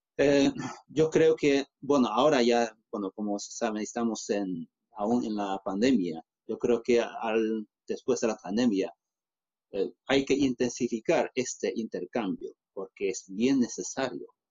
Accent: Handan, Hebei, China; Spanish is a second language; moved away; also born or lived in Beijing; Handa es mi ciudad natal

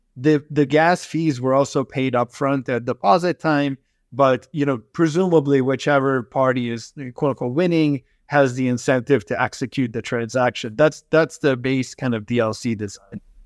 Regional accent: United States; also born or lived in Debrecen, Hungary / Boston, Massachusetts / Michigan; I was born in Hungary, a, in, in a smaller town called Debrecen, and we grew up in, uh, you know, Boston and Michigan.

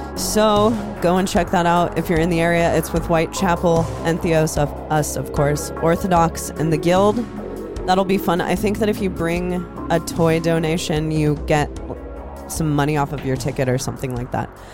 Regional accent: Iowa, United States; moved away; I'm from Iowa

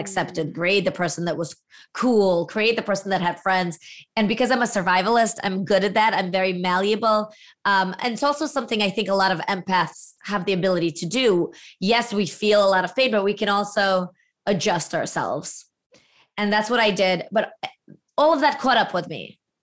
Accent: Latvia; moved away; as a former Soviet refugee, my father being from Ukraine, I was born in Latvia

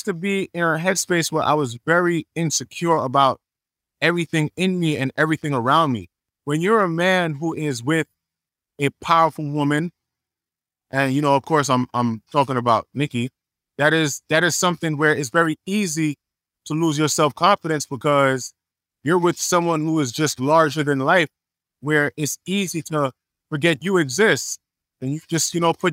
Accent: Jamaica; also born or lived in Atlanta / Los Angeles / New York; now in Miami, United States; being Jamaican

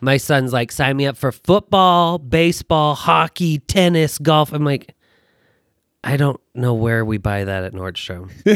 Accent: Taylorsville, Utah, United States; also born or lived in Fresno, California / Fullerton, California; from Utah, born and raised in Taylorsville

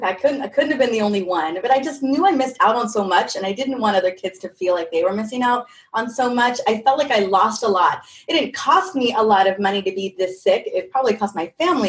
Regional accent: California, United States; I grew up in California, all over California

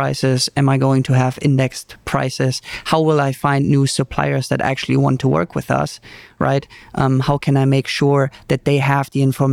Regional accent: Germany; English is a second language; moved away as an adult; also born or lived in Mexico; now in United States; I'm originally from Germany

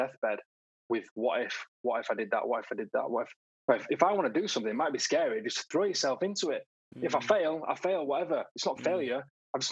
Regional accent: Bradford, Yorkshire and the Humber, United Kingdom; also born or lived in Leeds / Hertfordshire; I was brought up in a place called Bradford. Not many people have heard of Bradford. Bradford near Leeds. And then when I was 16, moved over to Leeds

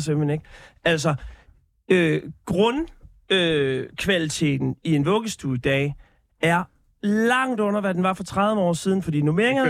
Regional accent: Denmark; mit selvbillede som, som dansker

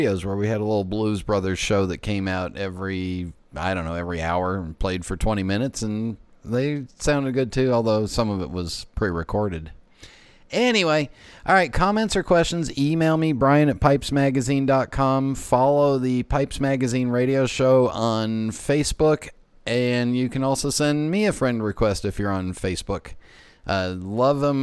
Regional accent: Los Angeles, California, United States; now in East Coast, United States; growing up in Los Angeles, we don't have fireflies

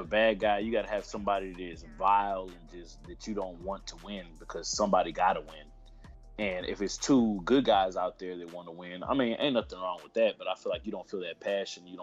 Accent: Houston, Texas, United States; I'm from Houston, Texas

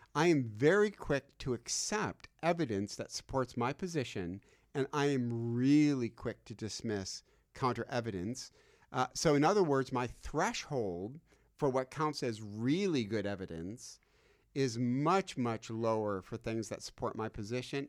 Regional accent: Michigan, United States; I'm from Michigan

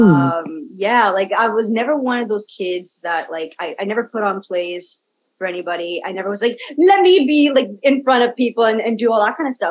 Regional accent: Kelowna, British Columbia, Canada; also born or lived in Ladner; I'm third generation Canadian. I grew up in Kelowna

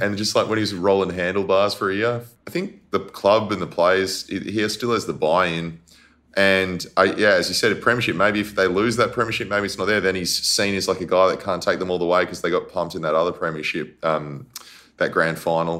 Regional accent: Perth, Western Australia, Australia; moved away as an adult; also born or lived in Sydney; growing up in Perth, liked footy, like AFL, but didn't love it

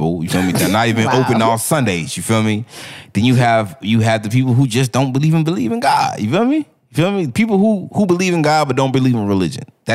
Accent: South Florida, United States; growing up in South Florida, there's not many opportunities that we'll have growing up

